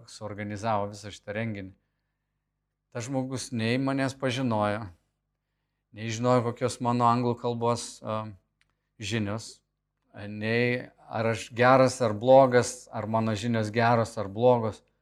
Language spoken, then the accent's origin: Lithuanian; Lithuania; aš esu iš Lietuvos, iš buvusios Tarybų sąjungos